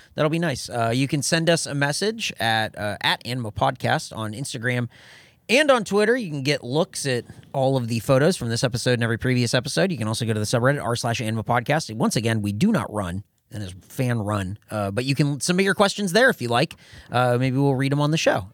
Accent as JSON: {"language": "English", "town": "El Cajon", "region": "California", "country": "United States", "tie": "born or raised there", "said": "from my hometown would be a place in El Cajon called Beef and Bun."}